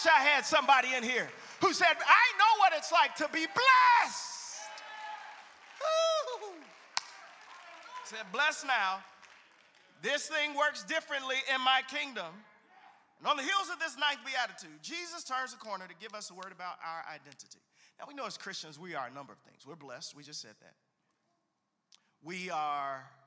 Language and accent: English; Chicago, Illinois, United States; I'm from Chicago